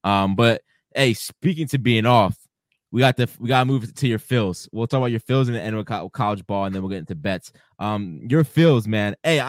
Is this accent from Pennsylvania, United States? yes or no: yes; Philadelphia, Pennsylvania, United States; I grew up in Philly. I grew up in Northeast Philly my whole life.